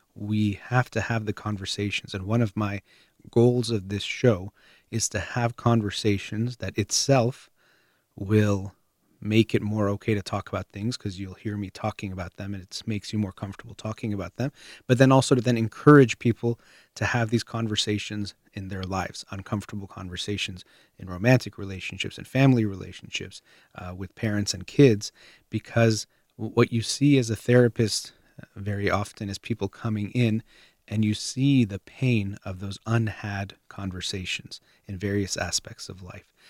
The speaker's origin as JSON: {"language": "English", "country": "United States", "tie": "born or raised there", "said": "I was born in the United States, have Iranian parents, so I'd be considered Iranian American."}